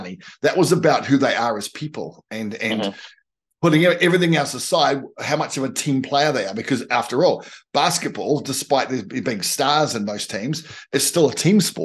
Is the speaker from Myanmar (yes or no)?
no; New Zealand; as a Kiwi